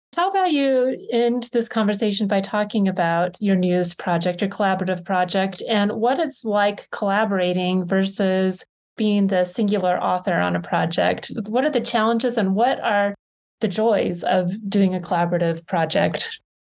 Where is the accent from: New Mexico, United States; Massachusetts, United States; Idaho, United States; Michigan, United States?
New Mexico, United States; moved away; I'm from New Mexico